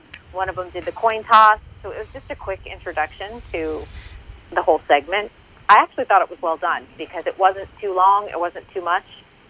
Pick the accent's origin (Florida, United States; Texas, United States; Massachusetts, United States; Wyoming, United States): Massachusetts, United States; Boston; I'm from Boston.